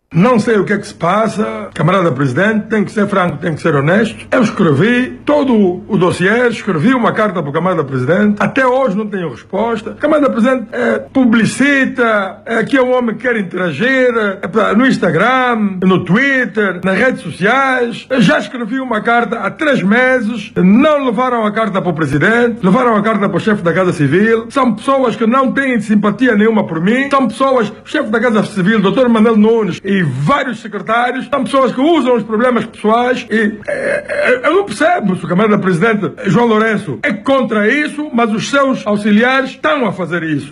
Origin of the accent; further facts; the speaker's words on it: Angola; eu sou angolano